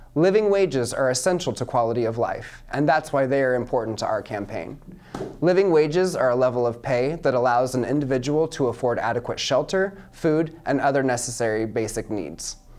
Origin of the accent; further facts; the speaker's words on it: Mount Pleasant, Iowa, United States; I'm 27 years old and I'm from Mount Pleasant, Iowa